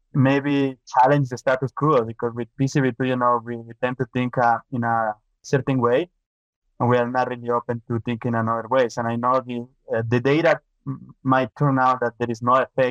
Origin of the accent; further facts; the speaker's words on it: Ecuador; moved away as an adult; also born or lived in Minnesota, United States; now in Canada; I'm from Ecuador. I got my veterinary degree from Ecuador.